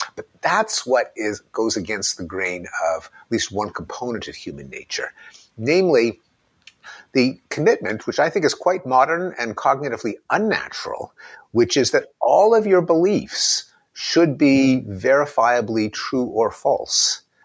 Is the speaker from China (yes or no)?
no; Canada; as a Canadian boy, as a, a Commonwealth boy